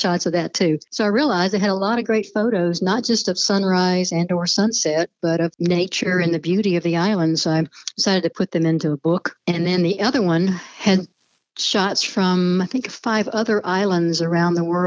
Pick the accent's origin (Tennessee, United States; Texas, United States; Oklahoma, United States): Tennessee, United States; Nashville; also born or lived in Hilton Head, South Carolina; Nashville, Tennessee, which is where I was born and live most of my time